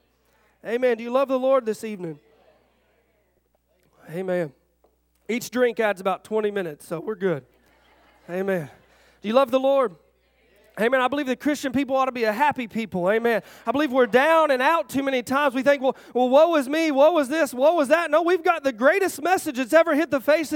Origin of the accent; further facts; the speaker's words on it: Arkansas, United States; I'm from Arkansas.